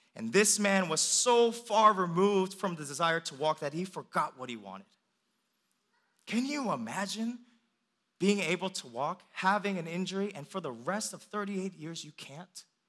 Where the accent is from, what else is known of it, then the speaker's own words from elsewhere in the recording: Northern Virginia, United States; also born or lived in Richmond, Virginia; when I come back home, um, I'm driving from Richmond to Northern Virginia